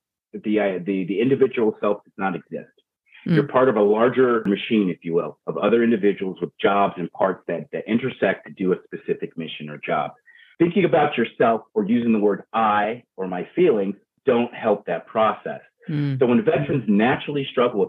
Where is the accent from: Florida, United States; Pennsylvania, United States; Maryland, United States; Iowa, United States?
Maryland, United States; Baltimore; also born or lived in Virginia; now in Everett, United States; I'm from Maryland, I'm Baltimore, Virginia. Now I live in Everett, Washington